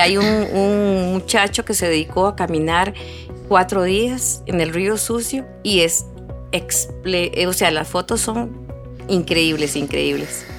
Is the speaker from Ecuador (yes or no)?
no; Curridabat, San José, Costa Rica; now in Sarapiquí, Costa Rica; yo nací en Curridabat, pero yo vivo en Sarapiquí